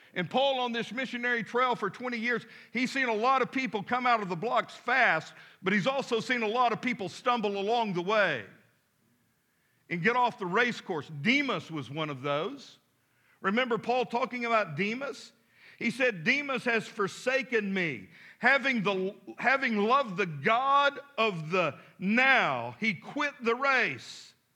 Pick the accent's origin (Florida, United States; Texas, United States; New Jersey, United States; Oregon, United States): Texas, United States; Midland; now in Fort Smith, United States; as a boy growing up in Midland, Texas